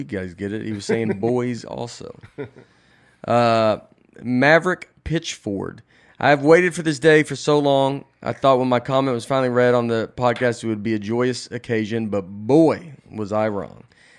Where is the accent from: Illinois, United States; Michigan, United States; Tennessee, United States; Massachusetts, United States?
Tennessee, United States; I'm just an old Tennessean, and I go, I am too.